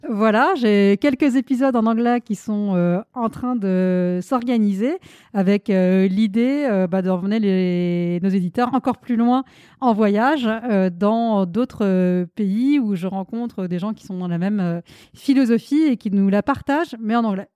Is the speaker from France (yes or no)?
yes; France; also born or lived in India; Je suis née en Inde, je vis en France depuis que je suis toute petite petite